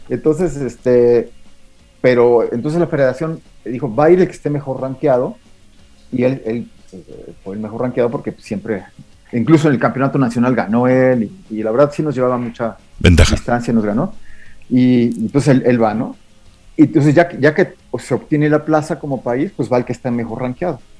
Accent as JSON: {"language": "Spanish", "country": "Mexico", "said": "en el cross country ski ya somos como 20 mexicanos"}